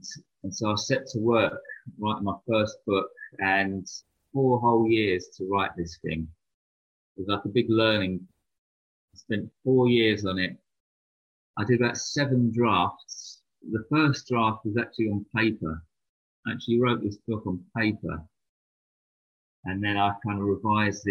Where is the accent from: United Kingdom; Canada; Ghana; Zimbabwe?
United Kingdom; London; I grew up in London, and that was during the 1990s